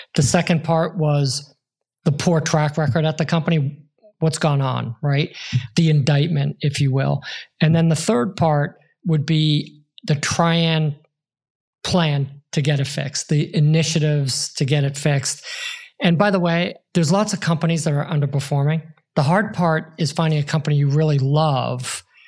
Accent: Boston, Massachusetts, United States; I grew up in Irish Catholic Boston in the 70s

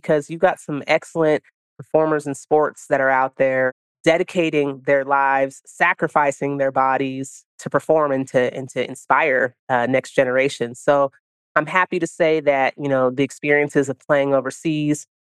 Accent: the Bay Area, California, United States; also born or lived in Italy; my hometown

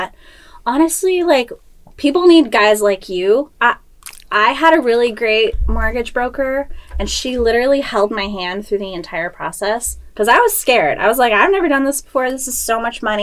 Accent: San Diego, California, United States; moved away as an adult; now in Washington, United States; grew up in San Diego

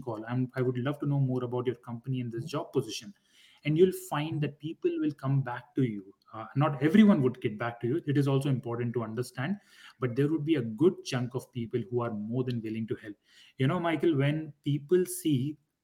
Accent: India; moved away as an adult; also born or lived in Durham, North Carolina, United States; I was born and raised back in India

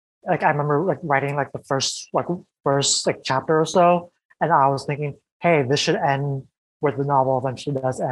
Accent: United States; an American born Vietnamese person

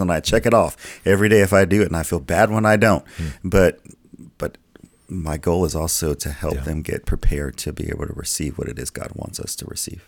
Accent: the South, United States; I grew up in the in the South in churches

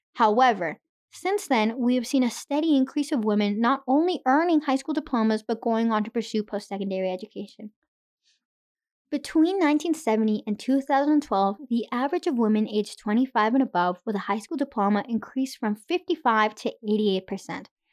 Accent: Irapuato, Guanajuato, Mexico; now in Canada; I was born in Mexico

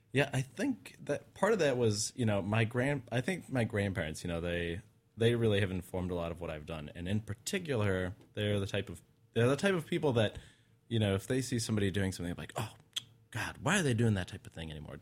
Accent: Utah, United States; I grew up in Utah.

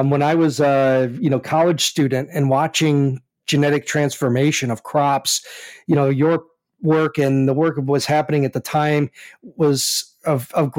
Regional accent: outside of Chicago, Illinois, United States; where I lived in outside of Chicago. I'm from Illinois too.

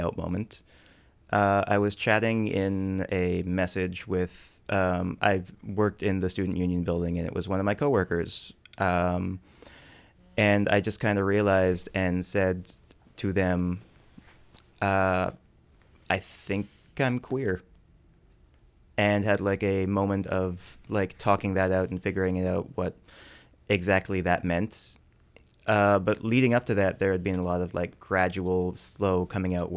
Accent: Fort McMurray, Alberta, Canada; moved away as an adult; now in Victoria, Canada; I'm from Fort McMurray, Alberta, originally

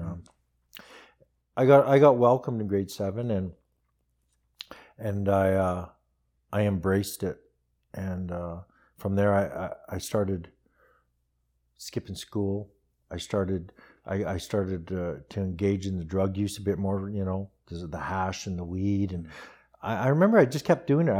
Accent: Red Deer, Alberta, Canada; also born or lived in Calgary; I was raised in Red Deer

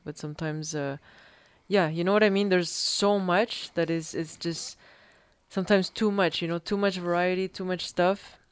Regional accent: Peru; moved away; I grew up in Peru

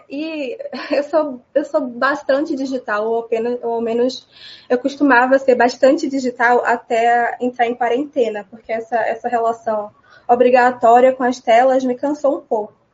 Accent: Amélia Rodrigues, Bahia, Brazil; also born or lived in Salvador / Feira de Santana; Eu nasci em Salvador nos anos 2000, em março. Estava chovendo muito, segundo meus pais. E mas só nasci também só para, porque eu morei em Amélia Rodrigues a minha vida inteira. Morei parcialmente porque eu estudava em Feira de Santana

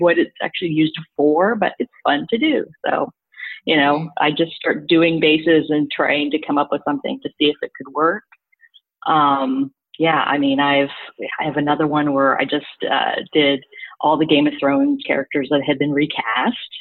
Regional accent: Missouri, United States; moved away as an adult; now in New York, United States; I'm originally from Missouri, so like I transplanted to New York in like 2007.

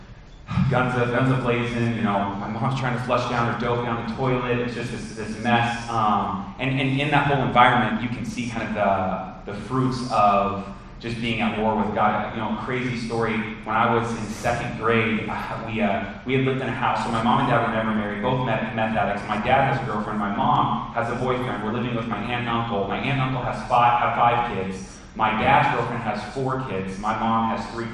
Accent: Phoenix, Arizona, United States; also born or lived in Texas; When I grew up here in the Valley, spent all my life in the Valley

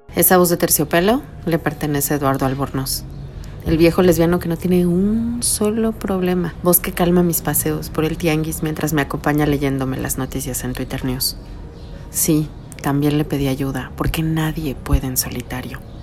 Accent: Mexico City, Mexico; crecí en la Ciudad de México durante los años 80 en el mero cruce de insurgentes y reforma

